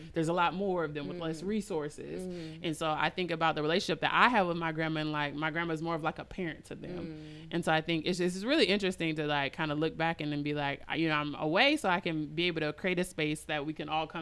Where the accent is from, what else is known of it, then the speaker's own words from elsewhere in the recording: Minneapolis, Minnesota, United States; I grew up in the Midwest. I grew up in Minneapolis, Minnesota